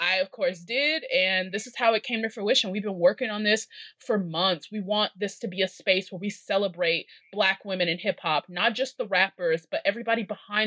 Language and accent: English; Chicago, Illinois, United States; I'm from Chicago